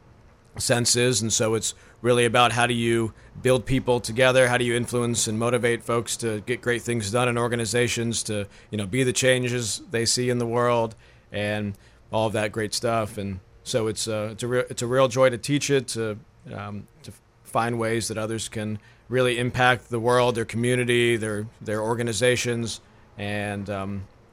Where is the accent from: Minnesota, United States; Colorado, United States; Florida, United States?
Florida, United States; Tampa; moved away as an adult; also born or lived in Tallahassee, Florida; now in Brunswick, United States; originally from Tampa, Florida. Lived there most of my life